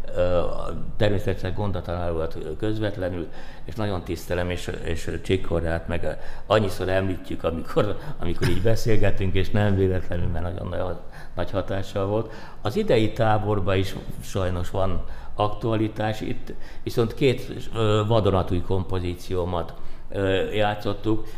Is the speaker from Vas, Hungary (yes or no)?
yes; Szombathely, Vas, Hungary; moved away; szombathely nekem a szülővárosom